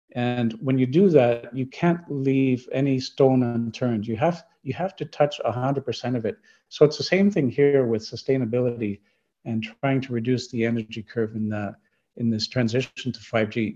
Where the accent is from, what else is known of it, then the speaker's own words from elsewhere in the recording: Canada; I'm from Canada